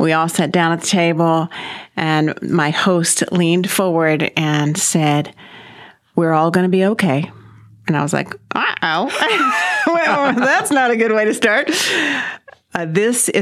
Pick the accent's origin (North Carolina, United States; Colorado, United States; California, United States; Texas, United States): Texas, United States; Corpus Christi; also born or lived in Fort Worth / Wimberley; now in Mansfield, United States; I was 3 or 4 years old when my family moved to Corpus Christi. So I grew up really in Corpus Christi